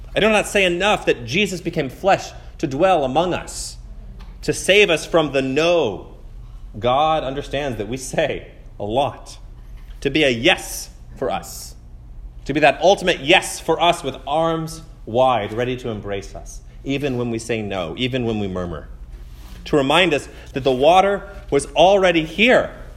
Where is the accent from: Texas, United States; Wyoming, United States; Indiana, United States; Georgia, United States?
Texas, United States; College Station; I grew up in College Station